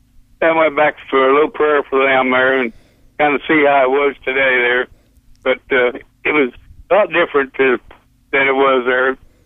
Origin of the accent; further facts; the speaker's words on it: Oklahoma, United States; born there; also born or lived in Pampa, Texas; And I was born in Oklahoma though, but I went to school when I quit school to go into the Marine I was living in Pampa, Texas, out in the Panhandle